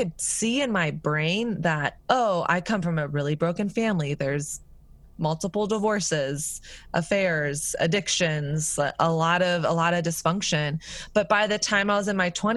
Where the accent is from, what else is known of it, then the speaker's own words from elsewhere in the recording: the South, United States; moved away; also born or lived in New York; I grew up in the South